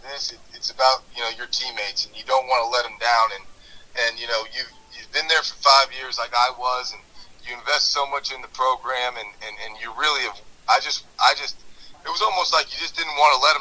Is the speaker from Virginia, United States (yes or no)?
yes; Virginia, United States; I was from Virginia